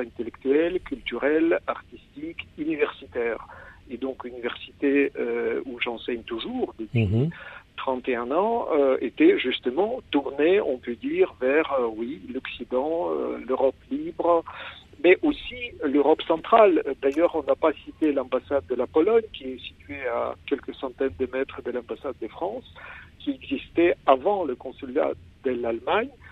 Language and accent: French; Kyiv, Ukraine; French is a second language; je suis né à Kiev